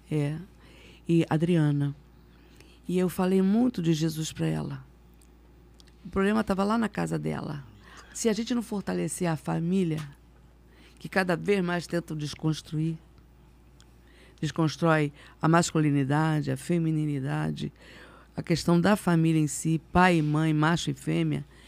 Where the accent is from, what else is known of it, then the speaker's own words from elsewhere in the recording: Rio de Janeiro, Brazil; also born or lived in Campo Grande, Rio de Janeiro; Nasci ali na Tijuca